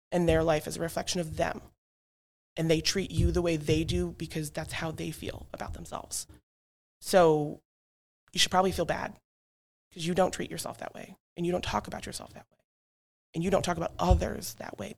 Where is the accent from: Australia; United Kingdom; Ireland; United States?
United States; Alaska; also born or lived in Montana; now in Simsbury, United States; I grew up in Alaska and Montana for the majority, so I'm a very outdoor wildling, nature friendly, horses, animals, farms.